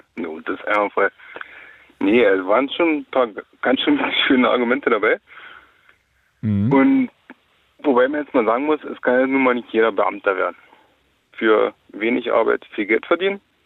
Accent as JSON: {"language": "German", "area": "the East", "region": "eastern Germany", "country": "Germany", "said": "hier bei uns im Osten"}